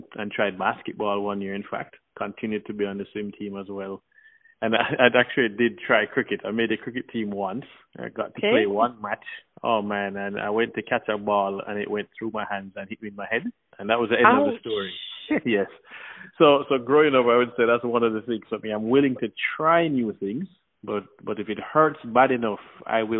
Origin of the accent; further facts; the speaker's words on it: Kingston, Jamaica; also born or lived in Miami, Florida; now in Orlando, United States; I grew up between Kingston, Jamaica, and Miami, Florida.